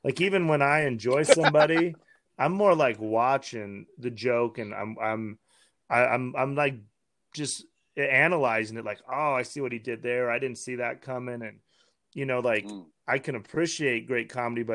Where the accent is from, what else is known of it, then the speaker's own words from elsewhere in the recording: Wyoming, United States; Me growing up in Wyoming